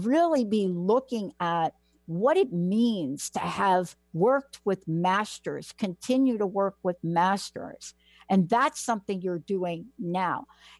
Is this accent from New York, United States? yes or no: yes; New York, United States; myself growing up in New York